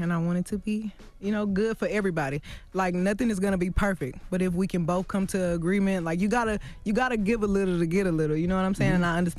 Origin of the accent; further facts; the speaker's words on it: Houston, Texas, United States; I mean, you know, you from I'm from Houston.